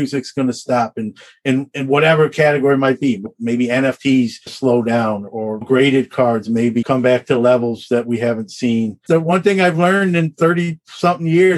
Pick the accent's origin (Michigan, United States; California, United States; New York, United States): New York, United States; Brooklyn; also born or lived in Syracuse; Brooklyn's my hometown. I still have family there